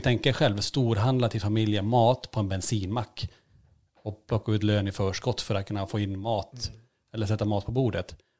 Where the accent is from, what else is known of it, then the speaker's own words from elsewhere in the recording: Kiruna, Norrbotten County, Sweden; moved away; Vi, vi föddes ju i Kiruna med sex års mellanrum